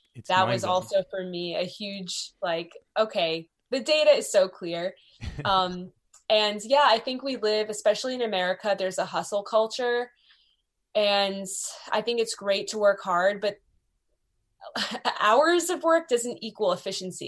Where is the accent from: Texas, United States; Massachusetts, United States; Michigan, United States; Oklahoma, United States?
Massachusetts, United States; Beverly; I grew up in Beverly, Massachusetts